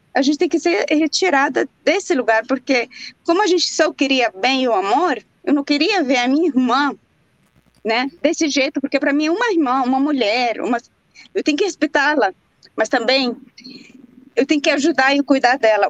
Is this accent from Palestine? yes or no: yes; Jerusalem, Palestine; now in Brazil; lá em Jerusalém, também onde eu nasci